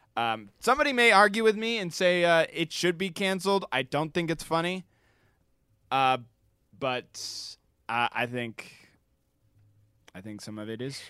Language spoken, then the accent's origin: English; United Kingdom; me being British